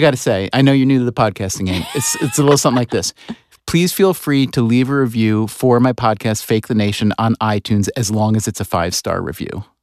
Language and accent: English; United States; in this country, as an American, in, as a white American